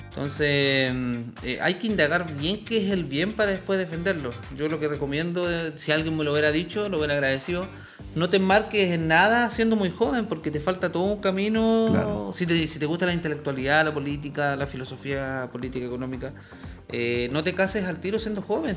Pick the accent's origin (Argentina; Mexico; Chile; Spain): Chile; Coyhaique, Aysén; en el sur, yo soy patagón, yo soy de Coyhaique